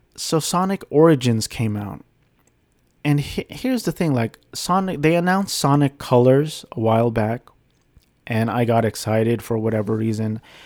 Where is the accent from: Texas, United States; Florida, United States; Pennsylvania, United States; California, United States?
California, United States; Garden Grove; which is where I grew up in California.